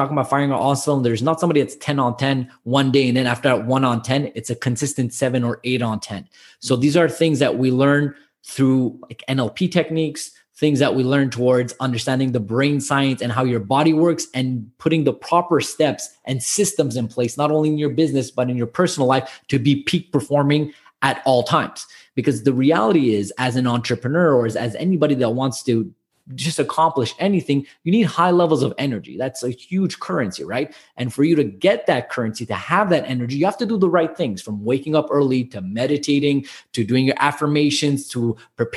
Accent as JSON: {"language": "English", "town": "Montreal", "region": "Quebec", "country": "Canada", "tie": "born or raised there", "said": "I'm born and raised in Montreal, but both my parents are immigrated here"}